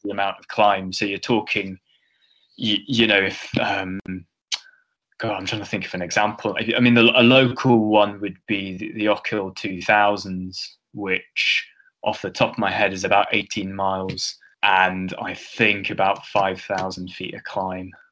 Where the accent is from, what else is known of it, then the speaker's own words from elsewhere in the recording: Cornwall, South West England, United Kingdom; moved away; also born or lived in Edinburgh; when I was in Cornwall, I like to think of myself as being Scottish